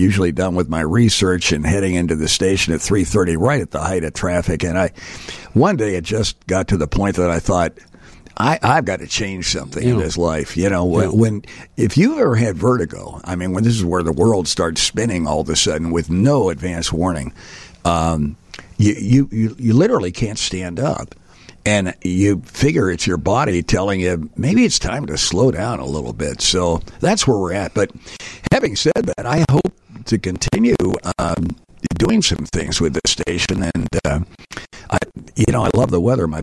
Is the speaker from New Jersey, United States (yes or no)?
yes; New Jersey, United States; born or raised there; also born or lived in Pittsburgh, Pennsylvania / Aurora, Illinois; now in Chicago, United States